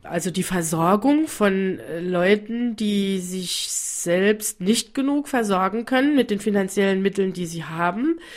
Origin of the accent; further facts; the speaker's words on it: Ukraine; Ich komme aus der Ukraine. Ich helfe mehr als äh, zehn Jahre.